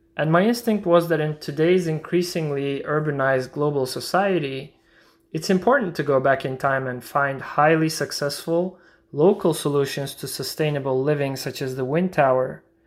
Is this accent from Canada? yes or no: no; Istanbul, Turkey; I'm an architect from Istanbul, Turkey